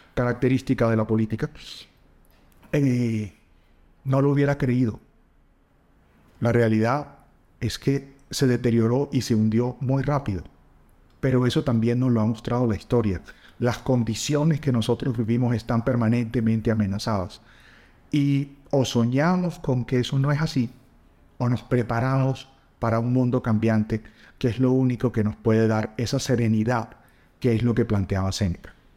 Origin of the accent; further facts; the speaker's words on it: La Guajira, Colombia; crecí en la Guajira colombiana